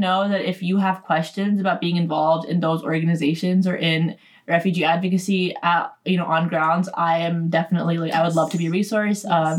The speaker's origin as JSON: {"language": "English", "region": "Northern Virginia", "country": "United States", "tie": "born or raised there", "said": "I'm originally from Northern Virginia, which is not, you know, that rare at UVA. And I'm a lifelong Virginia person. Mm-hmm. My family is from Pakistan, mm-hmm. Which is a country in South Asia"}